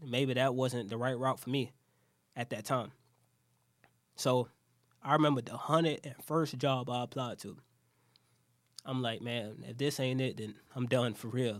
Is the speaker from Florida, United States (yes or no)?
yes; Jacksonville, Florida, United States; I'm from Jacksonville.